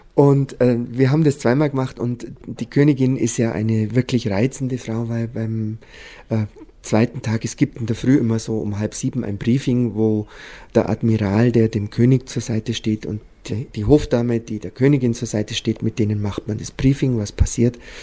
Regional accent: Füssen, Bavaria, Germany; also born or lived in Munich; ich bin ja auf, äh, teilweise in der Krone aufgewachsen, aber ich bin auch auf dem Bauernhof in Heidelsbuch aufgewachsen

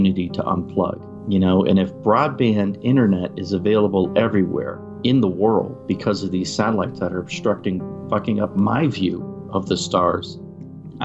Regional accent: New England, United States; now in Utah, United States; I'm from New England. You and I are New England boys

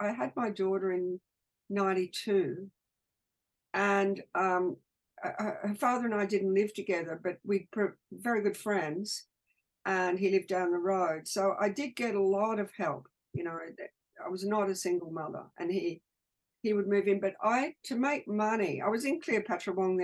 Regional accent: Australia

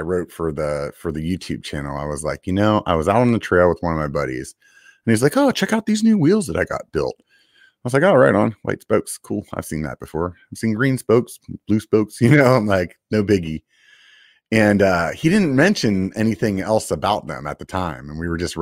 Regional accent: York, Pennsylvania, United States; I'm actually from York, Pennsylvania

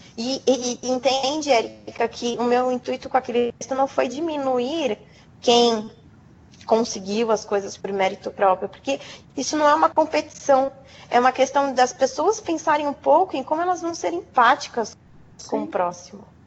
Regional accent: coast of São Paulo, Brazil; Sou do litoral de São Paulo

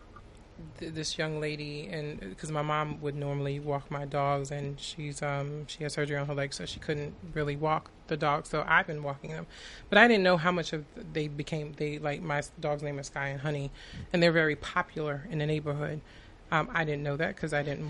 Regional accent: Long Island, New York, United States; I was born and raised in Long Island

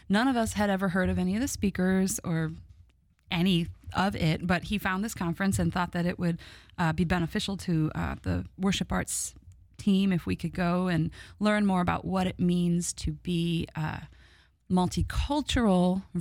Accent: Midwest, United States; I'm from the Midwest

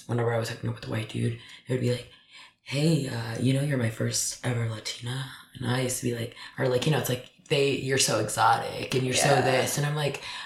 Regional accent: Dallas, Texas, United States; moved away; if I stay in Dallas, then I'm going to keep moving back in with my mom every couple of years.

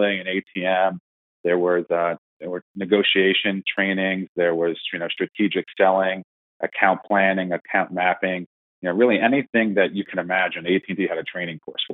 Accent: Long Island, New York, United States; grew up in Long Island. So I'm a New York native

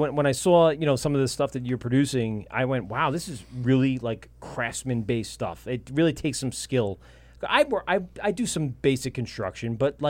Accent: Amityville, New York, United States; Mike and I grew up in Amityville

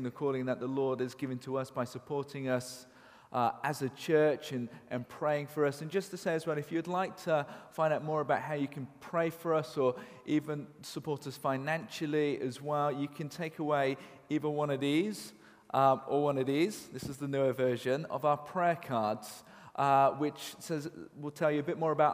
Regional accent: Cheltenham, South West England, United Kingdom; Grew up on a council estate in Cheltenham

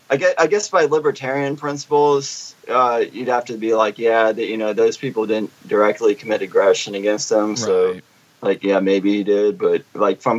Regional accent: Richmond, Virginia, United States; moved away; I'm from Richmond

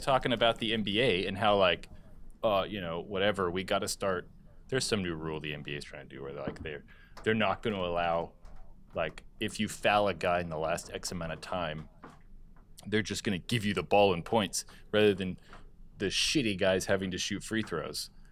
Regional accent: California, United States; I grew up in California

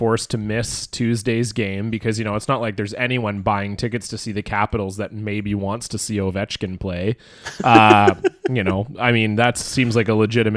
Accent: Toronto, Ontario, Canada; now in Vancouver, Canada; I'm from Toronto

